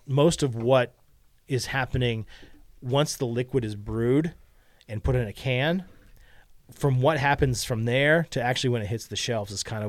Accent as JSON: {"language": "English", "region": "Texas", "country": "United States", "said": "You know, I'm from Texas. I want to drink a Texas beer."}